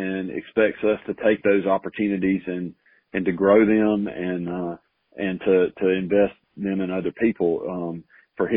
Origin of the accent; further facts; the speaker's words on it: Selma, Alabama, United States; moved away as an adult; also born or lived in Auburn; now in Prattville, United States; I grew up in Selma, not far from Prattville